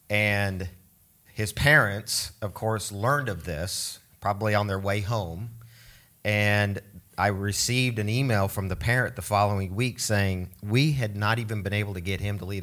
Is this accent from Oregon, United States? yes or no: yes; Oregon, United States; also born or lived in Switzerland; growing up in Switzerland and then in Oregon, we didn't have television in our home.